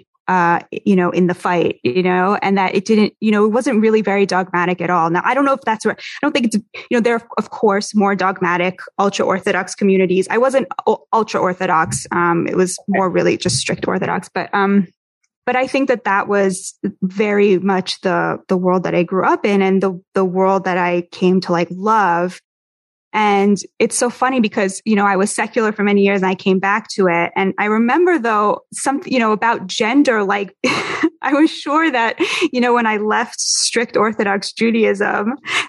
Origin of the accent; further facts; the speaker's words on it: Boston, Massachusetts, United States; also born or lived in Berkeley, California; now in New York, United States; I'm originally from Boston.